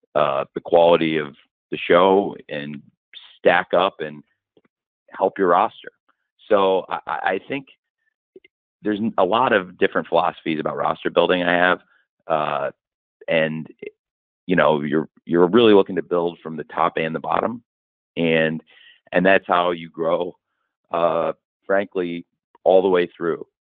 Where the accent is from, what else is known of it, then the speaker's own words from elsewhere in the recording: Illinois, United States; moved away; also born or lived in Florida; I'm back home where I grew up in Illinois